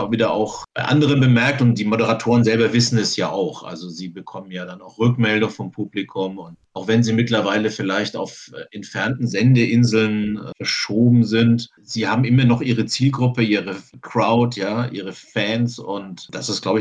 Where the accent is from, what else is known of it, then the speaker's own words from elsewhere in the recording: Bamberg, Bavaria, Germany; Ich bin in Bamberg aufgewachsen, einer Stadt, in der es eine amerikanische Garnison gab.